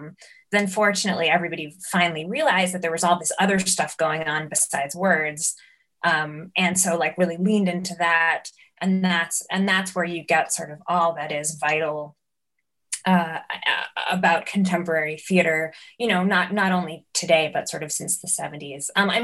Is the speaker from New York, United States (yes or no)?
yes; New York, United States; You know, I think growing up in New York and you know, kind of fortuitously getting access to the sort of kinds of experimental theater